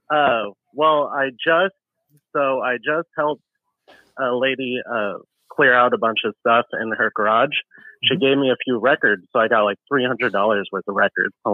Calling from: Sacramento, California, United States; I'm calling from Sacramento, California.

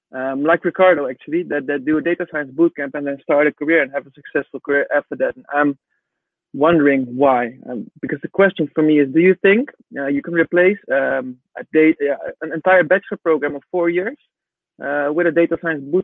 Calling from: Amsterdam, North Holland, Netherlands; I'm based in Amsterdam, Netherlands.

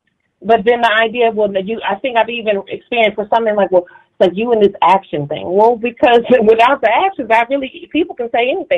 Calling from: Dallas, Texas, United States; Marie, I'm calling from Dallas.

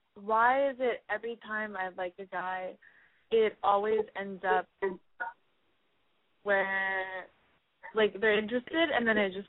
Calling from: California, United States; I'm 22 years old, and I'm calling from the Valley.

